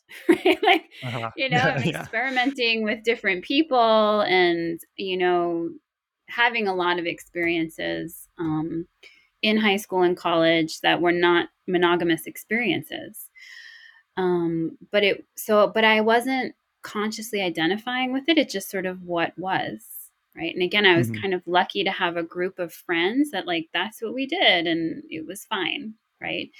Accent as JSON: {"language": "English", "town": "New York City", "region": "New York", "country": "United States", "tie": "born or raised there", "said": "we were growing up in Brooklyn in high school, Brooklyn, New York"}